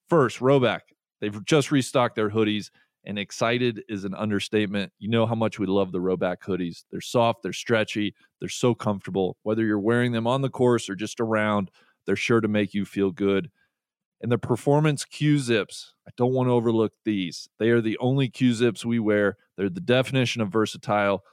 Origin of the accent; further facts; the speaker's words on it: Cincinnati, Ohio, United States; growing up in Cincinnati